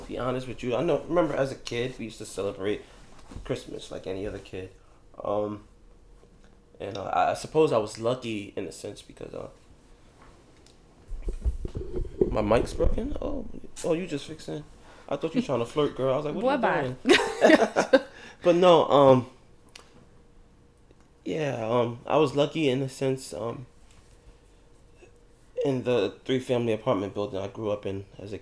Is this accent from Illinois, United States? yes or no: no; New York City, New York, United States; also born or lived in Virginia; I'm from East New York, Brooklyn, y'all. But we moved from East New York, Brooklyn, to East New York, Brooklyn